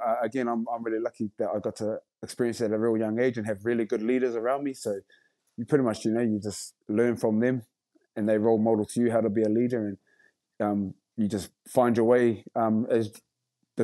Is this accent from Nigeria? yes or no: no; Rotorua, Bay of Plenty, New Zealand; I've done, you know, haka all my life pretty much, growing up in Rotorua and schools and kapa haka